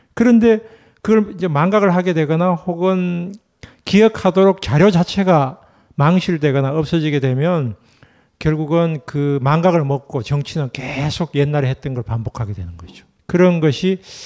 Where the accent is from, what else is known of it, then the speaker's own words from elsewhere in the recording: Gyeongsang, South Korea; 제가 경상도 출신이고